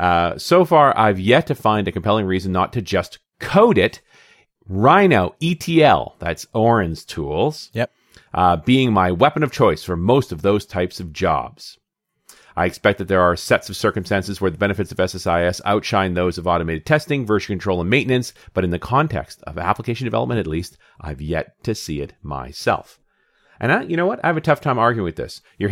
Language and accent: English; Canada; I'm a Canadian. Don't shoot me.